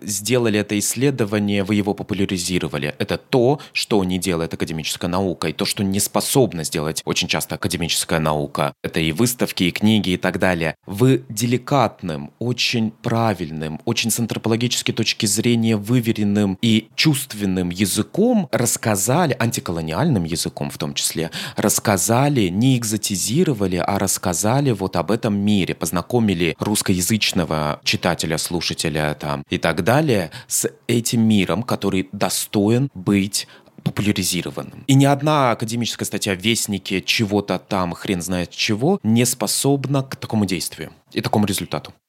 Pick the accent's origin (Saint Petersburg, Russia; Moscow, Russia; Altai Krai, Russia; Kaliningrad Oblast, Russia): Moscow, Russia; я москвич